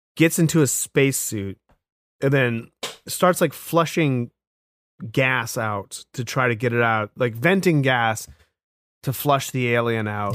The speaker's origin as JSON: {"language": "English", "region": "New England", "country": "United States", "accent": "New England", "said": "my New England accent"}